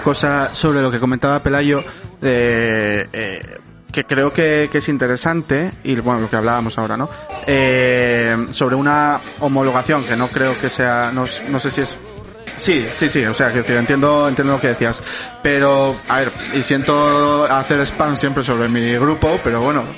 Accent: Morcín, Asturias, Spain; yo soy de Morcín

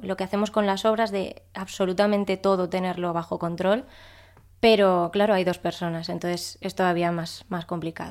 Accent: Pamplona, Navarre, Spain; Yo de Pamplona

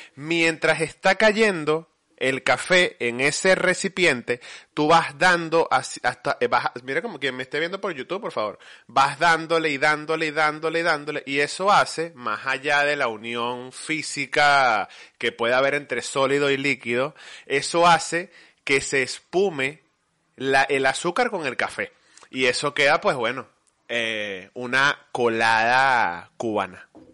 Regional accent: Venezuela; moved away as an adult; also born or lived in United States; now in Spain; salí de Venezuela

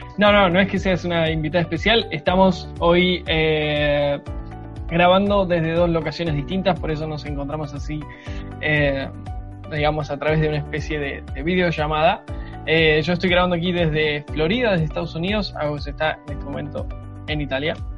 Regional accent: Argentina

